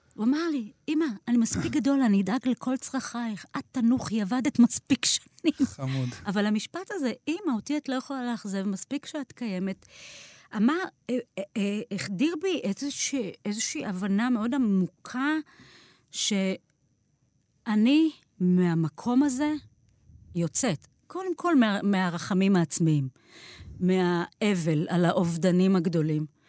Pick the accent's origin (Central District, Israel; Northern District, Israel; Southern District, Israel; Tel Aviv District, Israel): Southern District, Israel; Beersheba; born or raised there